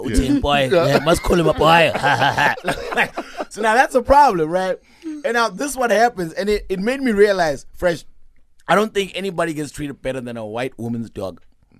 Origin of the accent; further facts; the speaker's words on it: Limpopo, South Africa; first language Venda; English is a second language; also born or lived in Pretoria; I grew up in Venda for a little bit.